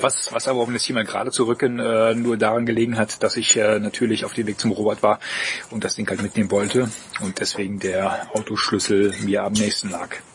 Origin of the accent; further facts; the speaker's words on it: East Germany, Germany; Ich bin Ossi